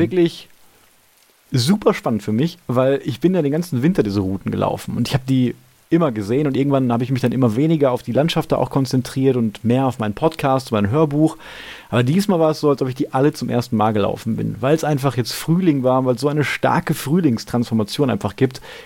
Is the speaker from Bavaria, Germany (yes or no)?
no; Gladbeck, North Rhine-Westphalia, Germany; in meiner Heimatstadt in Gladbeck